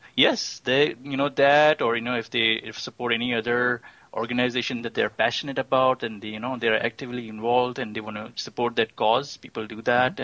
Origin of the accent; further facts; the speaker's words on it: Pakistan; moved away as an adult; also born or lived in Austin, Texas; now in Houston, United States; I'm originally from Pakistan. I I came here about 24 years ago and as a student